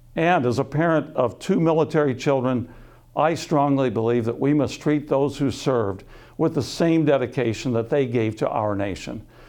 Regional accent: Sioux City, Iowa, United States; I was born and raised in Sioux City

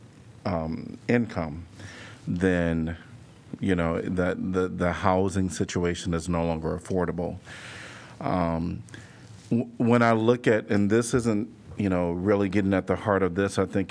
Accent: Chicago, Illinois, United States; now in Iowa City, United States; I'm from Chicago and wasn't from the wealthiest community

